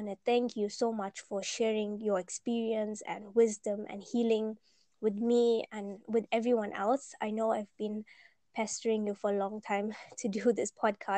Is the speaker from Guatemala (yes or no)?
no; South Africa; we're from South Africa